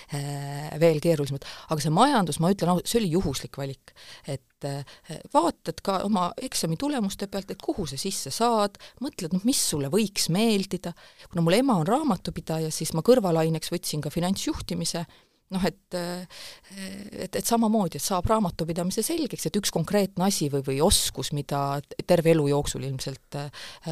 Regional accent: Pajusti, Lääne-Viru County, Estonia; moved away as an adult; also born or lived in Tartu / Tallinn; mina kasvasin üles Lääne-Virumaal Pajustis

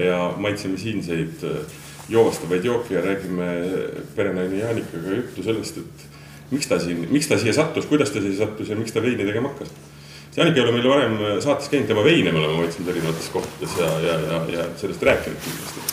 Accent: Southern Estonia, Estonia; ma ise olen Lõuna-Eestist pärit

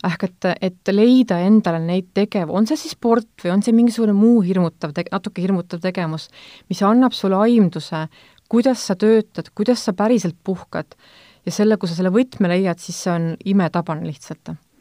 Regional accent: Võru County, Estonia; moved away; ma olen Võrumaalt pärit

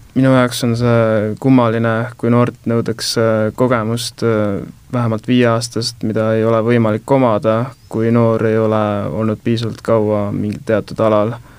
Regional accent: Tallinn, Harju County, Estonia; ma olen pärit äh, Õismäelt

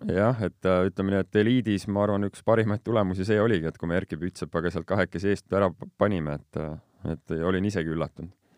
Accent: Estonia; also born or lived in Strasbourg, France / near Paris, France; ma niisugune ele tüüp olen siin Eestimaalt

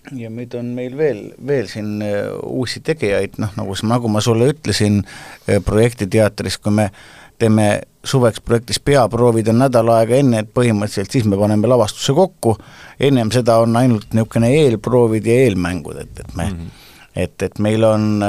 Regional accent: Estonia; me, eestlased, oleme kõik ilmselt kuskilt pidi sugulased

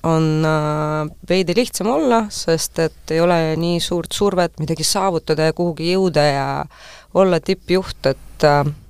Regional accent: Tallinn, Harju County, Estonia; ma olen selles äh, Pelgu linna haiglas sündinud, kus on enam-vähem kõik tallinlased sündinud

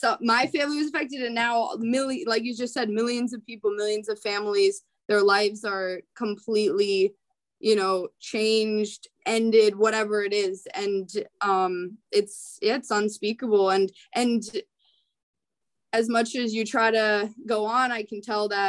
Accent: Rochester, Minnesota, United States; So I grew up in Rochester, Minnesota. That's where um, a lot of Scandinavians live

